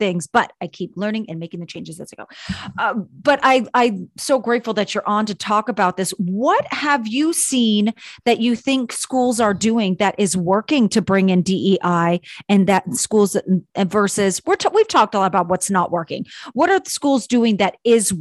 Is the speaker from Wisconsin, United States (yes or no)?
no; California, United States; I grew up in California, in a small town, California.